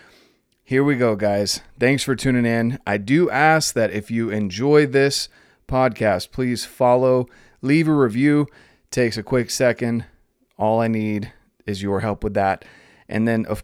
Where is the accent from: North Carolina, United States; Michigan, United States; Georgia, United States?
North Carolina, United States; being from North Carolina